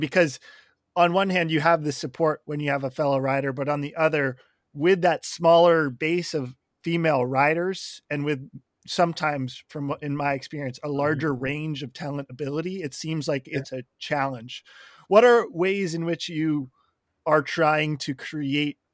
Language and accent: English; Sun Valley, Idaho, United States; I grew up in Sun Valley, Idaho.